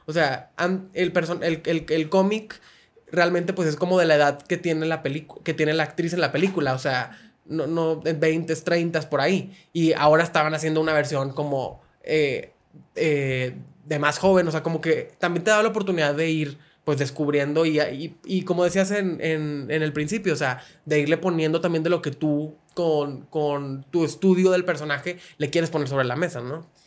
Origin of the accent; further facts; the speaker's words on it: Monterrey, Nuevo León, Mexico; yo que soy de Monterrey